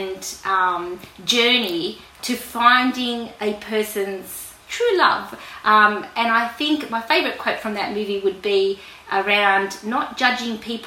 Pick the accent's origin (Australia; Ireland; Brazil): Australia; I was born in Australia